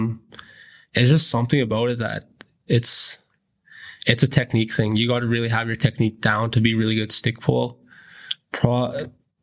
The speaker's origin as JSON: {"language": "English", "town": "Fort Chipewyan", "region": "Alberta", "country": "Canada", "said": "I'm from Fort Chipewyan, Alberta"}